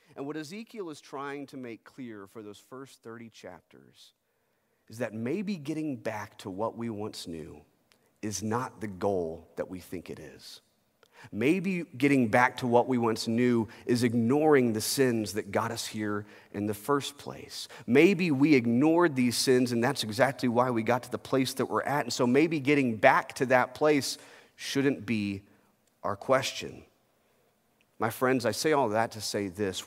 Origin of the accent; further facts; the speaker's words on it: United States; As a kid growing up in America